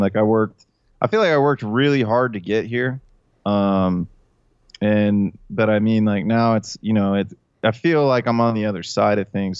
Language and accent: English; Hilliard, Ohio, United States; when I grew up in Columbus, it was really conservative. Like, I grew up in Hilliard